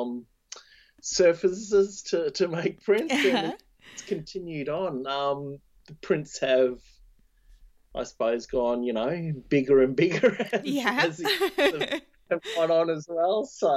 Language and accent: English; Thursday Island, Queensland, Australia; born or raised there; moved away; also born or lived in Cairns